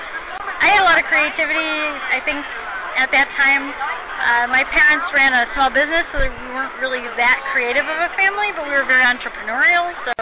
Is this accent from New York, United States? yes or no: yes; New York, United States; people also, as soon as they hear I'm from New York, they immediately think I'm from the city, and that was not the case when I was growing up. I grew up in a very empty, open area, a lot of trees, a lot of swamps, a lot of open fields.